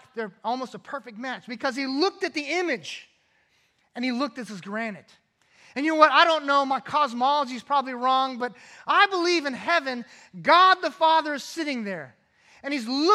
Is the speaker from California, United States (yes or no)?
yes; California, United States; Growing up in California